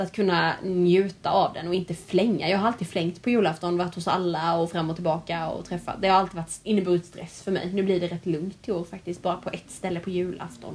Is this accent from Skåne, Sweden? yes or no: no; Värnamo, Jönköping County, Sweden; now in Halmstad, Sweden; jag är ju från Värnamo från början